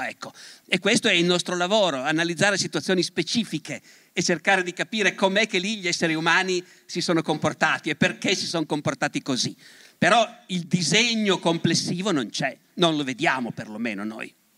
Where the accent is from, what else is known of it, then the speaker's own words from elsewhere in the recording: Turin, Piedmont, Italy; Io sono profondamente torinese, profondamente piemontese e profondamente italiano